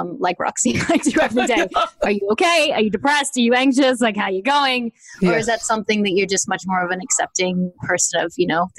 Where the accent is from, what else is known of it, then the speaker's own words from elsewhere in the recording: Australia; I'm from Australia, where sex is just, and nudity is just not a thing.